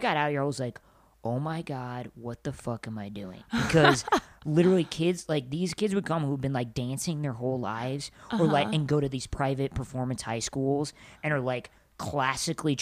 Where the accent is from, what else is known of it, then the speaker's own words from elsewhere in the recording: small town Nebraska, United States; moved away as an adult; now in Los Angeles, United States; I'm from small town Midwest, small town Nebraska